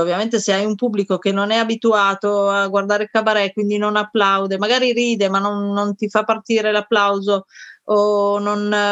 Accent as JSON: {"language": "Italian", "town": "Turin", "region": "Piedmont", "country": "Italy", "said": "Io sono di Torino, quindi a Torino il teatro era già un, un settore molto attivo"}